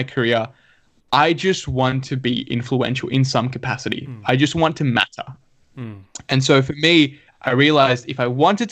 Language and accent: English; Sydney, New South Wales, Australia; also born or lived in Dhaka, Bangladesh / Canberra; moved to this country with my mom and dad in 2003. And so lived here in Western Sydney, grew up in Punchbowl.